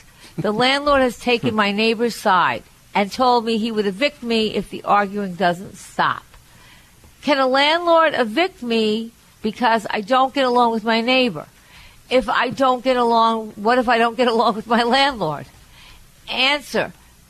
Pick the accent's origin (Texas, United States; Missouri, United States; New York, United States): New York, United States; you really have to give up being a New Yorker